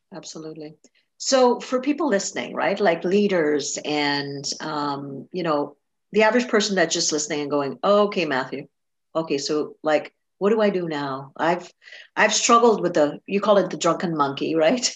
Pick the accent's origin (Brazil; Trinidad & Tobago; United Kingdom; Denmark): Trinidad & Tobago; I grew up in Trinidad